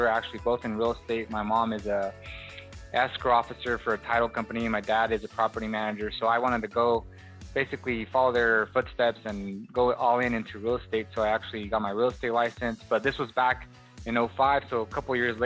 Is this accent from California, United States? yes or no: yes; Watsonville, California, United States; moved away as an adult; now in Bakersfield, United States; I decided to kind of leave my hometown, which is Watsonville, California, a small little Hispanic community, and come to Bakersfield, California, which is now where I reside